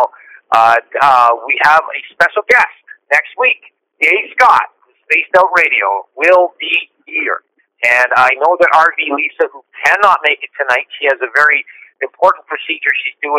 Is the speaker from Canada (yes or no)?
yes; Woodstock, Ontario, Canada; I'm sitting in Woodstock, Ontario, my hometown